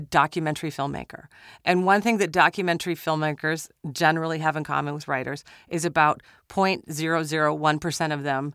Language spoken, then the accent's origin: English; Minnesota, United States; I'm from Minnesota